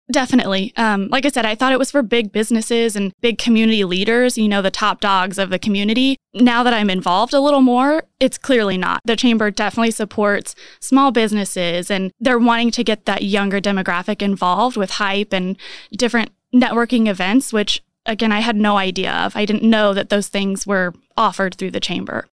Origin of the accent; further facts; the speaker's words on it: Ingalls, Kansas, United States; moved away as an adult; now in Manhattan, United States; originally from Garden City. Well, I say Garden City. Really, it's Ingalls outside of Garden City, if anyone knows that area